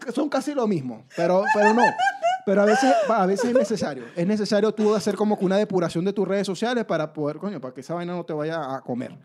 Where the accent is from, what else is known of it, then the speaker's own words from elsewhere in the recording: Venezuela; now in Chile; los venezolanos somos los haters de Latinoamérica, pero una vez que yo llegué aquí a Chile